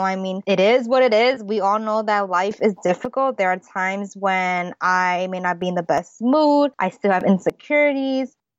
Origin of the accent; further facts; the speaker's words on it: United States; I'm an American born Chinese. My parents are from Hong Kong